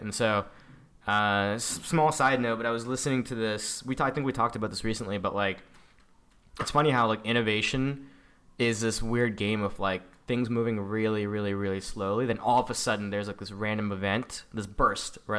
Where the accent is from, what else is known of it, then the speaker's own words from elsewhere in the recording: San Diego, California, United States; I am an Indian-American, um, that, you know, grew up in the San Diego